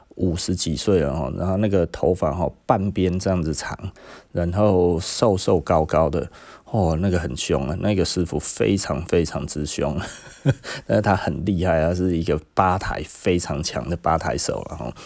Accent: Taiwan; 我们台湾人

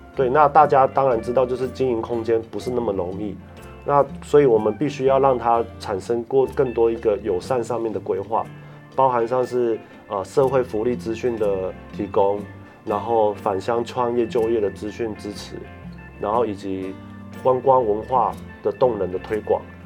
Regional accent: Taiwan; also born or lived in Japan / Australia / China; 那当时我们台湾针对这个呃社会问题

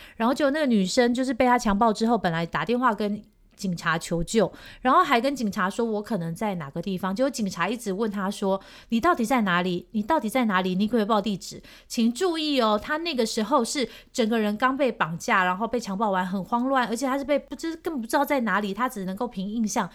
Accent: Taiwan; also born or lived in Seoul, South Korea; 我是Taiwanese

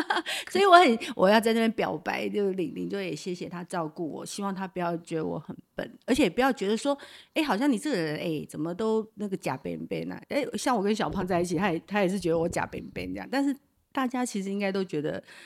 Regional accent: Pingtung County, Taiwan; moved away as an adult; now in Taipei, Taiwan; 其实我是在屏东长大，然后嫁到台北

